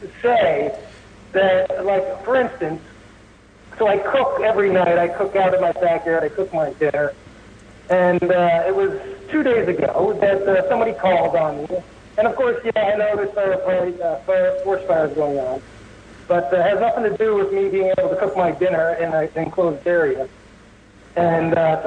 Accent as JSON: {"language": "English", "region": "New Jersey", "country": "United States", "also_born_or_lived": "Portland", "moved": "yes", "said": "I'm originally from New Jersey, and I moved to Portland, and I drove a night taxi in Portland for 7 years"}